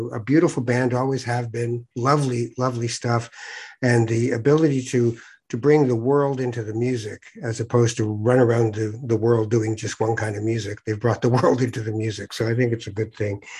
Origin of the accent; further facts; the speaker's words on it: Tangier, Tanger-Tetouan-Al Hoceima, Morocco; We're from Tangier. We do the Spanish thing.